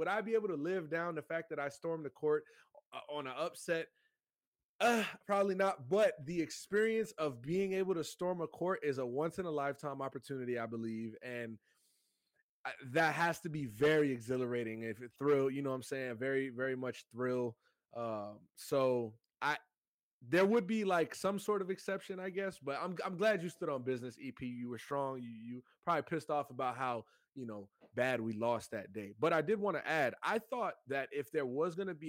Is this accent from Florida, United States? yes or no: yes; South Florida, United States; I'm from South Florida